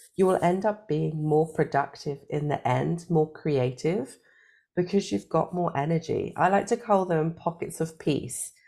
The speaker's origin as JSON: {"language": "English", "country": "United Kingdom", "moved": "yes", "lives_now": "Germany", "said": "I am British, but I live in Germany"}